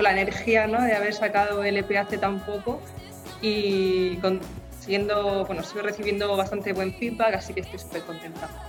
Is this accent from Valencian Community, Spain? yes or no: no; Murcia, Region of Murcia, Spain; moved away as an adult; also born or lived in Germany; volver a mi ciudad natal, a, Murcia